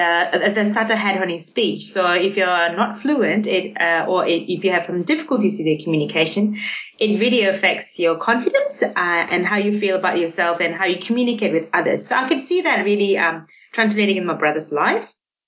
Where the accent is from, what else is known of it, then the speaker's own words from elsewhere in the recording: Singapore; I grew up in Singapore and while we were growing up, my brother had a very bad stutter.